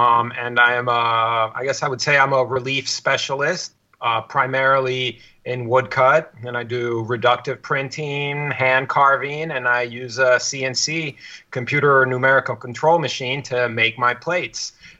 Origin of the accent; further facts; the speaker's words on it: Veracruz, Mexico; also born or lived in Mexico City; I was born in Mexico City to scholarly parents. They were anthropologists. And I was born there and spent a little bit of time there, but I really grew up on the Gulf Coast in the state of Veracruz